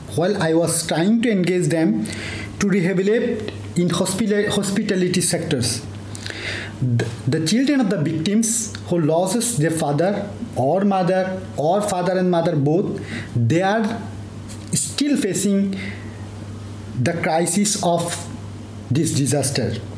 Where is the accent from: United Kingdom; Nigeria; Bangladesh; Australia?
Bangladesh; Cox's Bazar, Chittagong Division; moved away as an adult; also born or lived in Dhaka; now in Mumbai, India; I born and brought up in Cox's Bazar, a border area of Bangladesh close to Myanmar